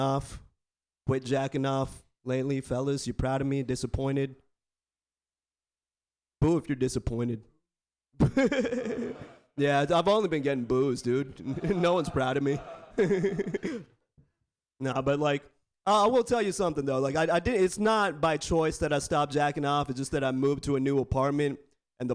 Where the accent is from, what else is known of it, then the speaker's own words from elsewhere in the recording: Bay Area, California, United States; I was born and raised in the Bay Area. Born and raised